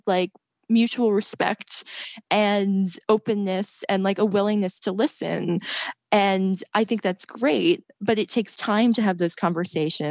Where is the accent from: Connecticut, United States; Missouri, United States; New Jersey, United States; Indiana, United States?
New Jersey, United States; Red Bank; I was writing for an alt weekly in New Jersey, where I'm from Red Bank, New Jersey